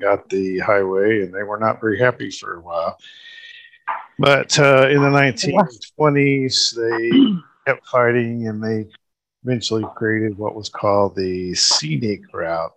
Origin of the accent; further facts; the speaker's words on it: Oklahoma, United States; my home state of Oklahoma